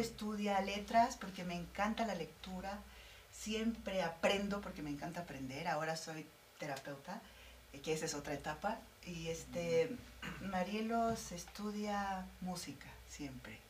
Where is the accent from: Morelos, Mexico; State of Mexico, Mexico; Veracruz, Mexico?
Morelos, Mexico; Orgullosamente morelense, eh, estoy en, mi, en mi tierra